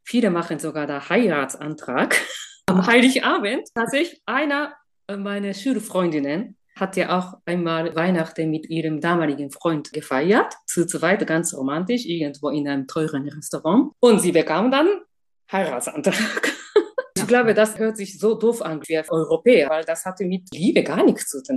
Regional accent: Japan; German is a second language; now in Germany; Ich komme aus Japan.

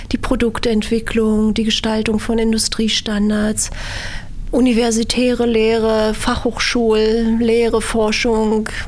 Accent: Berlin, Germany; in Berlin aufgewachsen aufgewachsen, bin hier zur Schule gegangen

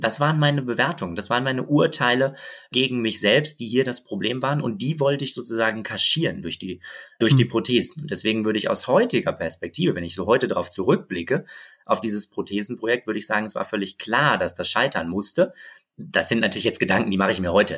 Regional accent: Bochum, North Rhine-Westphalia, Germany; moved away; also born or lived in Berlin; ich bin in Bochum Bochum aufgewachsen

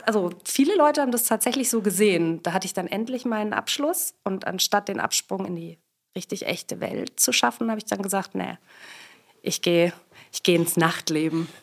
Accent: Swabia, Baden-Württemberg, Germany; now in Berlin, Germany; ich komme ursprünglich aus Schwaben, wobei ich das in Berlin echt häufig auch mal verheimliche

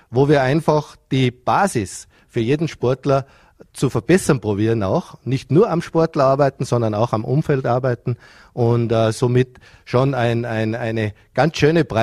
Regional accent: Vorarlberg, Austria; Kinder an den Wintersport heranzuführen ist ja als Vorarlberger generell eine sehr wichtige Aufgabe. Äh, Skisport, Wintersport hat, glaube ich, Kultur in Vorarlberg.

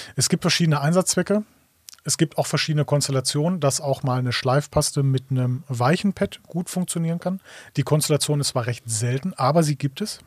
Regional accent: Ruhr area, North Rhine-Westphalia, Germany; ich komme aus dem Ruhrgebiet

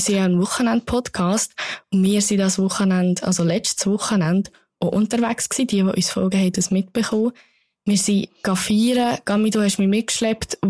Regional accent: Bern, Switzerland; ich bin Bernerin

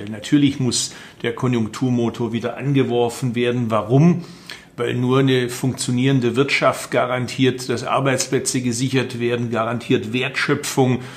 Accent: Baden-Württemberg, Germany; Also ich bin Schwabe, darum will ich, dass das Geld effektiv eingesetzt wird.

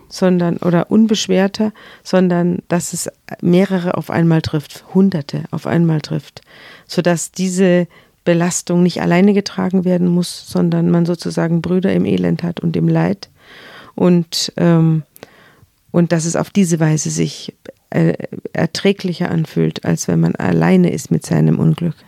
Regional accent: Hamburg, Germany; bei uns in Hamburg

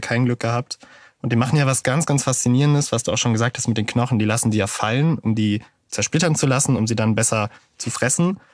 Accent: Münster, North Rhine-Westphalia, Germany; als Münsteraner

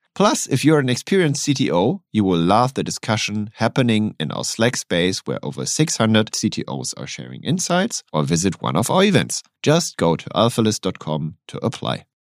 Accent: Hamburg, Germany; my hometown or close to my hometown, Hamburg

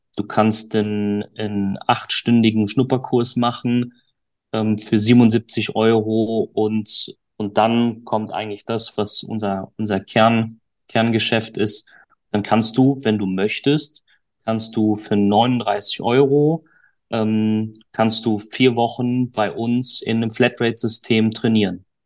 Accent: Duisburg, North Rhine-Westphalia, Germany; ich komme aus Duisburg, äh, habe meine Golfschule in Duisburg

